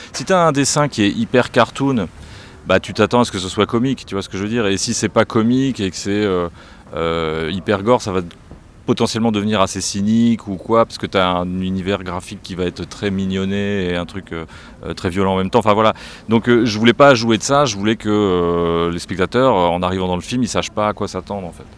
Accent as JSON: {"language": "French", "country": "France", "said": "chez nous en France"}